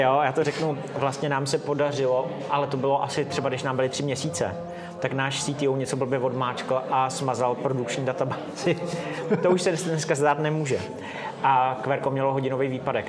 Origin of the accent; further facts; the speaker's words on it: Mariánské Lázně, Karlovy Vary Region, Czechia; now in Prague, Czech Republic; další půlku života už žiju v Praze, ale hmm. původem jsem z Mariánských lázní.